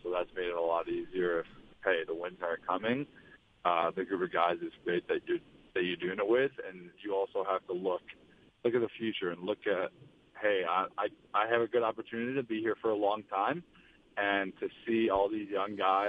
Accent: New York, United States; now in Las Vegas, United States; I was. I wasn't a crazy football fan in general, but I did cheer for the Bills whenever I was when I was growing up.

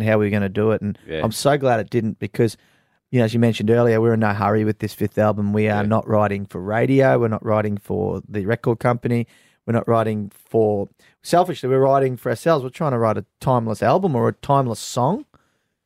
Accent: Biloela, Queensland, Australia; also born or lived in Rockhampton; my hometown of Billawheeler

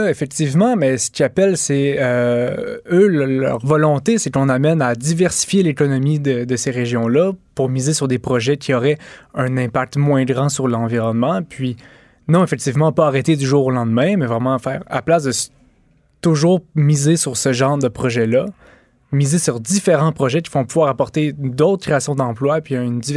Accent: Val-d'Or, Quebec, Canada; comme je viens de, Val d'Or moi-même

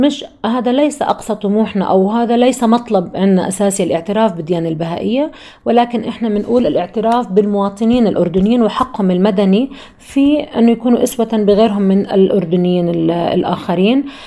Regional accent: Jordan; ما بعتبر نفسي غير اني انا اردنيه فقط انا بس اردنيه

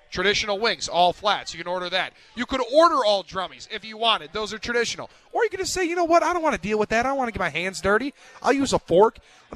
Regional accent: Milwaukee, Wisconsin, United States; because I'm from Milwaukee

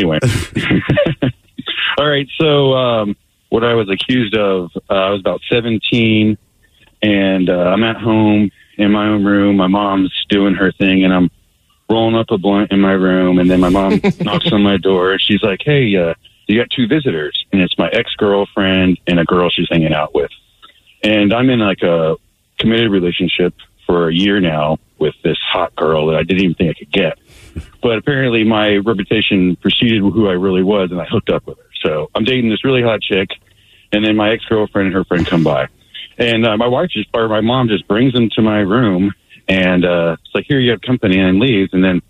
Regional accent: Granite Falls, United States; I'm from Granite Falls, and there ain't no meth heads out here.

